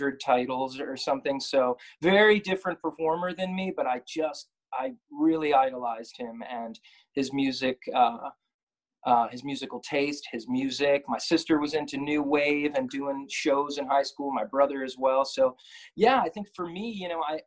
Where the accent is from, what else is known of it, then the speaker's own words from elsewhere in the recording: New Jersey, United States; also born or lived in Brooklyn, New York / Manhattan, New York; Born in Brooklyn, but I grew up in North Jersey, moved back here a few years ago